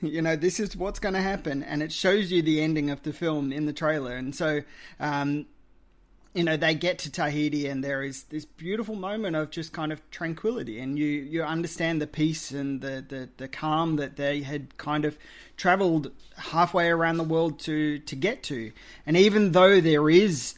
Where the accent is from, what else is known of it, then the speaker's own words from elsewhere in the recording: Australia; as an Australian